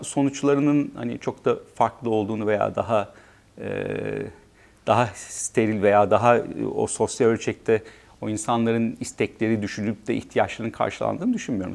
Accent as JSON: {"language": "Turkish", "country": "Turkey", "tie": "born or raised there", "also_born_or_lived": "Netherlands", "moved": "as an adult", "said": "kendi e, büyüdüğüm ülkede çalışmak"}